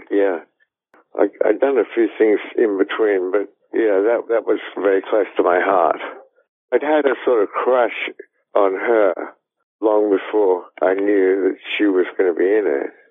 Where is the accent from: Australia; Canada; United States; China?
Australia; I'm Australian. I grew up in Australia